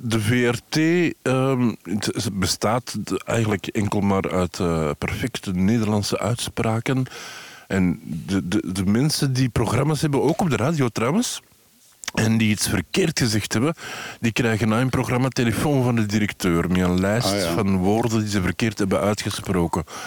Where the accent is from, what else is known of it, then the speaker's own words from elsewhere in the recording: Antwerp, Flanders, Belgium; omdat ik van Antwerpen ben.